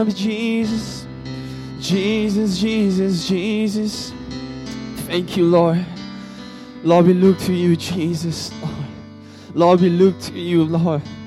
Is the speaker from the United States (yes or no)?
no; Singapore; I'm from Singapore, okay. I, I'm not from China